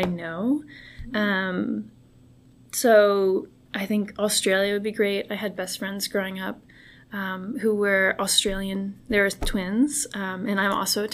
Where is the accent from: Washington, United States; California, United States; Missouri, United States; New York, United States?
California, United States; Bay Area; moved away as an adult; now in Houston, United States; when I grew up in California